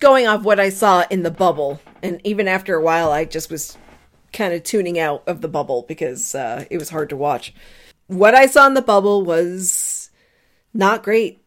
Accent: Marlborough, Massachusetts, United States; moved away; also born or lived in Newport, Rhode Island; They are playing in my hometown.

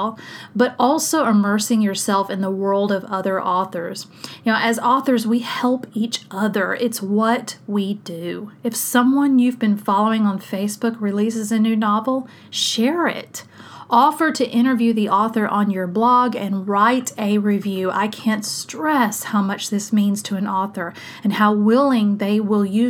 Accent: South Mississippi, United States; my hometown in South Mississippi

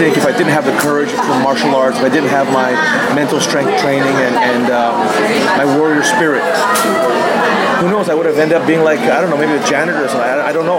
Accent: Thailand; moved away as an adult; also born or lived in Boston area, United States; I grew up in Thailand

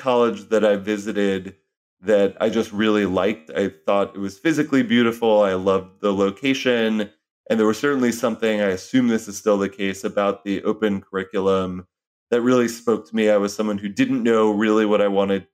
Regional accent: New York City, New York, United States; I grew up in New York City, Upper West Side of Manhattan

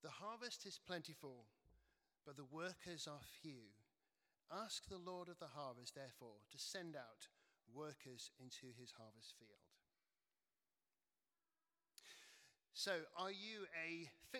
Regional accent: Cheshire, North West England, United Kingdom; where I grew up in Cheshire

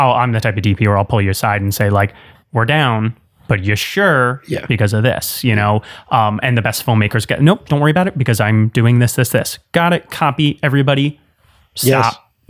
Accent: New York area, United States; I'm from the New York area, so I've got thick skin.

